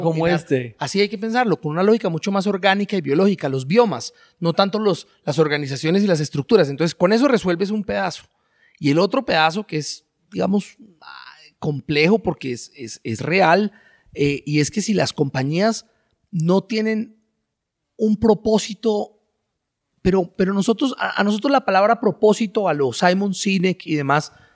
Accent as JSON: {"language": "Spanish", "country": "Colombia"}